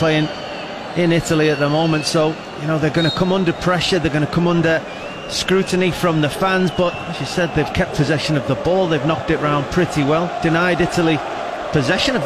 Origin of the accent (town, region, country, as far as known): England, United Kingdom